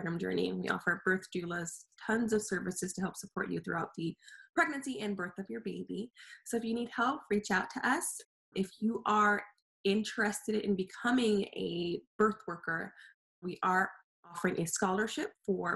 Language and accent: English; California, United States; I'm from California